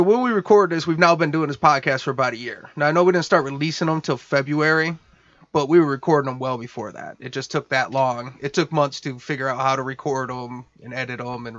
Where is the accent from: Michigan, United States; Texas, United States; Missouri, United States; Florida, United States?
Michigan, United States; Detroit; we're from Detroit, which is the Midwest